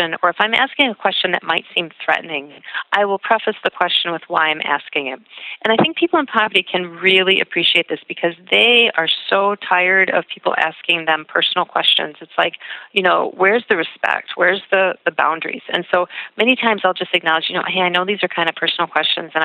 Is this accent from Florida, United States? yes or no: no; Boston, Massachusetts, United States; moved away as an adult; now in Minneapolis, United States; I'm originally from Boston, and I moved to Minneapolis about 15 years ago